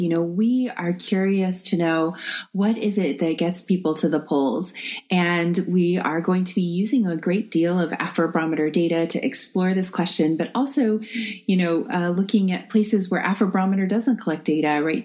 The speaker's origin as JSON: {"language": "English", "country": "United States", "said": "as an American living under the Trump administration"}